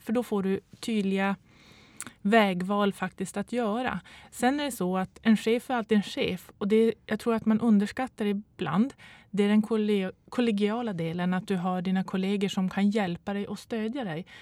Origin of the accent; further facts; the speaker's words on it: Boden, Norrbotten County, Sweden; Jag kommer från Boden och pendlar Eh, de här 100 milen eh, veckovis